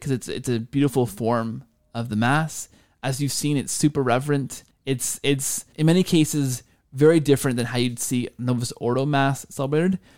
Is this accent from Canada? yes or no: yes; Canada; as a Canadian